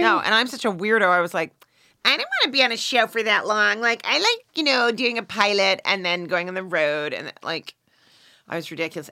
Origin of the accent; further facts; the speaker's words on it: Canada; I'm Canadian